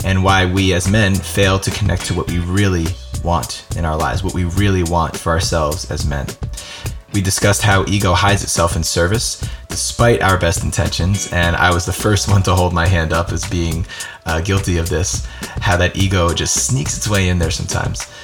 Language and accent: English; East Coast, United States; now in Santa Barbara, United States; I grew up on the East Coast